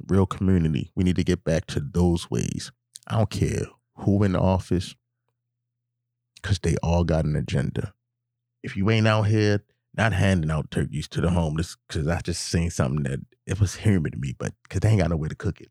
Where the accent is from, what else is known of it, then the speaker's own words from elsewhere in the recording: Baltimore, Maryland, United States; I'm from Baltimore